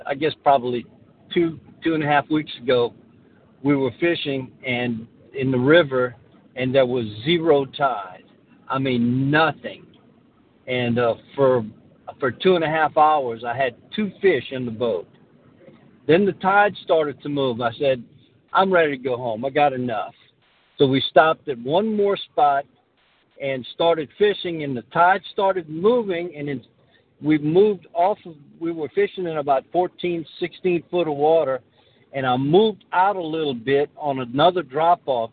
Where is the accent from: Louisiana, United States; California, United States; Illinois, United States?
Louisiana, United States; Lafayette; I'm from Lafayette